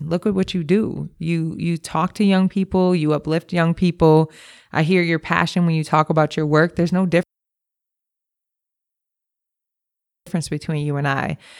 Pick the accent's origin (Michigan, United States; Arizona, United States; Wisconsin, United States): Wisconsin, United States; Milwaukee; I grew up in Milwaukee. I grew up on the north side of Milwaukee